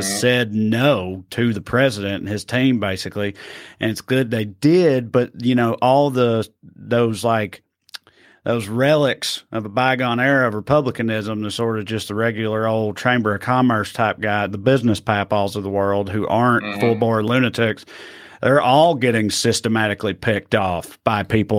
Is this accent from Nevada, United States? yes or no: no; Celina, Tennessee, United States; In my hometown, tiny little hometown Salina, Tennessee, when I was in high school